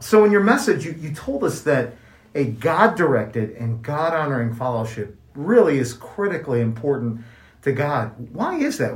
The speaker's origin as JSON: {"language": "English", "town": "Kansas City", "region": "Missouri", "country": "United States", "tie": "born or raised there", "moved": "yes", "lives_now": "New Mexico, United States", "said": "I grew up in Kansas City, Missouri"}